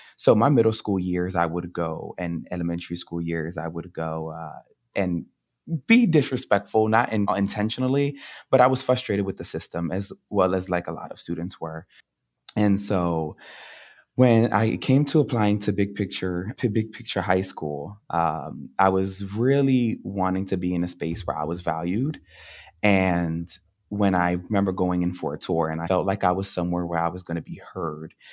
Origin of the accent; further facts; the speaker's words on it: Camden, New Jersey, United States; I grew up in Camden, New Jersey